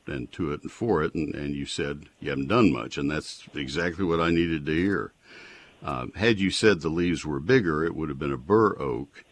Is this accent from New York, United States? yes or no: no; College Station, Texas, United States; I grew up in College Station, and we had post oaks all over Brazos County.